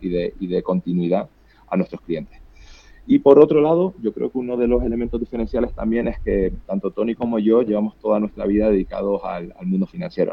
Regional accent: Canary Islands, Spain; accent: Canarian; moved away; yo, canario, como puedes, como puedes ver por mi acento, pero ya llevo mucho tiempo viviendo fuera

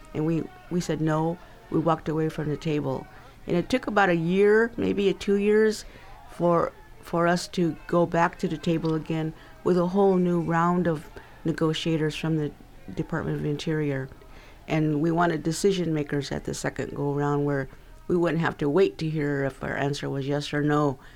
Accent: Timbisha, California, United States; we call our home Timbisha because we are Timbisha, we're from Timbisha

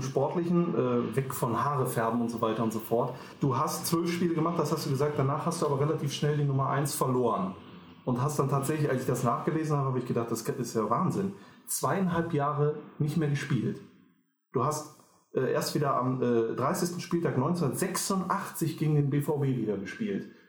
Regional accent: Düsseldorf, North Rhine-Westphalia, Germany; ich bin auch in Düsseldorf geboren, in Flingern

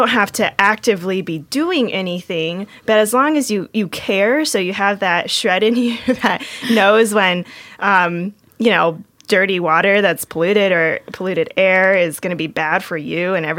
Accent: San Diego, California, United States; also born or lived in Bay Area; I grew up in San Diego

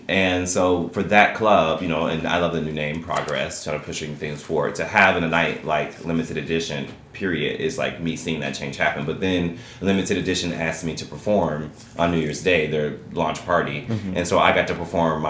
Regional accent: Chicago, Illinois, United States; I grew up in Chicago

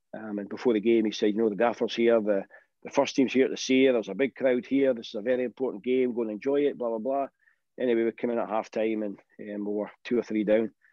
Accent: Aberdeen, Scotland, United Kingdom; I grew up in Aberdeen

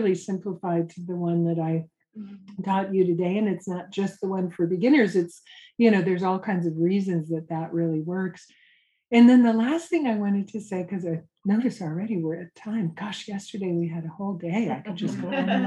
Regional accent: Santa Cruz, California, United States; I'm from Santa Cruz, California, hippie surfer college town.

